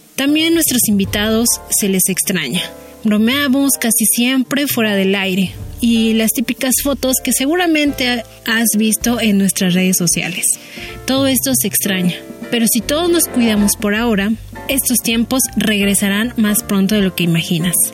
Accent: Mexico City, Mexico; yo crecí en la Ciudad de México

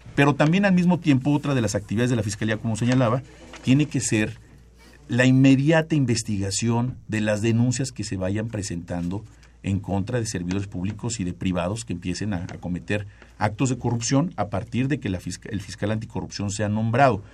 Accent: Mexico; como mexicanos

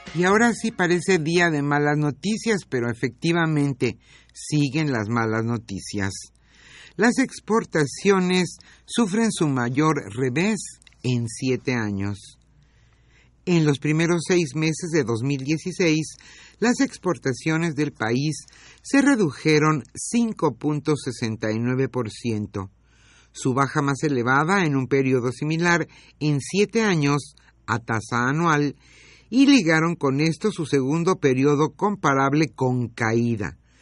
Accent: Mexico; nos ampara la Constitución a nosotros como mexicanos

